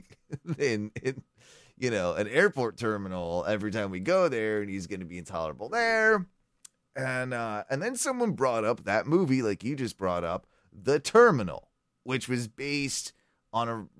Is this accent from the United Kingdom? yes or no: yes; United Kingdom; as a Brit